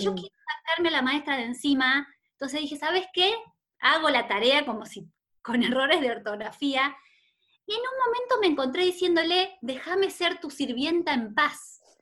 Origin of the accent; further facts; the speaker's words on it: Rosario, Santa Fe, Argentina; now in Buenos Aires, Argentina; Yo nací en Rosario, que es una ciudad muy linda de, Argentina, que está en Santa Fe